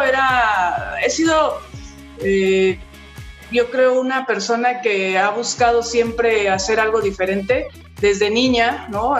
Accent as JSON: {"language": "Spanish", "country": "Mexico", "said": "en mi país"}